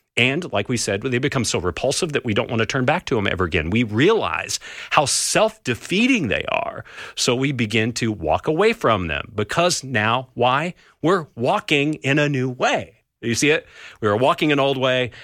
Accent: California, United States; I grew up in California

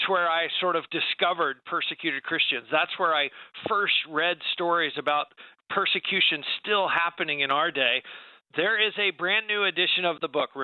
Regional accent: United States; American believers

